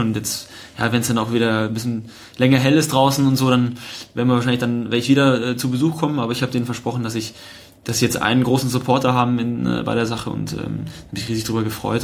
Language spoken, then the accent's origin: German; Unterhaching, Bavaria, Germany; moved away as an adult; also born or lived in Munich / Bochum / Hamburg; Ich habe dort noch meine Wurzeln, ich bin dort aufgewachsen, ich bin mit dem Verein auch aufgewachsen